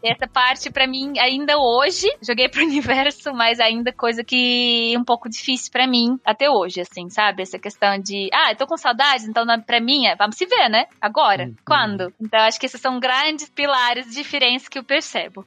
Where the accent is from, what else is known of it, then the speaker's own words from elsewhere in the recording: Moscow, Russia; Portuguese is a second language; moved away as an adult; also born or lived in Belgium; now in São Paulo, Brazil; nasci, cresci, vivi por mais de 20 anos em Moscou e faz 8 anos que estou aqui no Brasil.